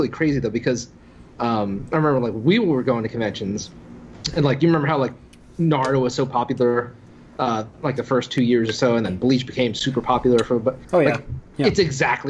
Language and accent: English; Philadelphia, Pennsylvania, United States; I'm from Philly